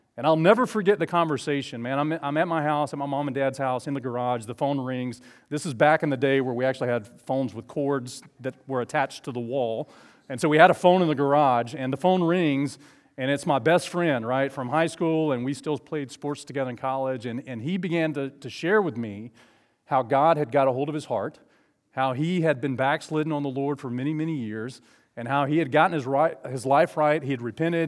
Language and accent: English; Southeast Alabama, United States; also born or lived in Falkville, Alabama; I grew up in Southeast Alabama.